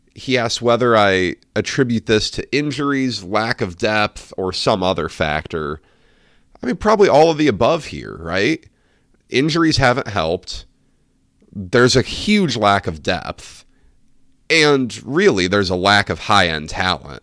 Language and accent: English; Warsaw, Indiana, United States; my hometown of Warsaw, Indiana